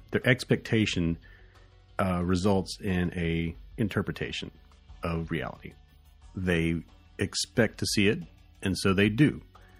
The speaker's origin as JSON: {"language": "English", "region": "the South", "country": "United States", "accent": "southern", "said": "it's so good that it's making my southern accent just, be unrepressed."}